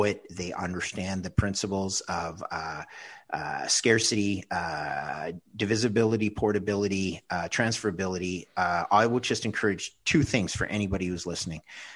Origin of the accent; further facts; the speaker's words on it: Canada; as a Canadian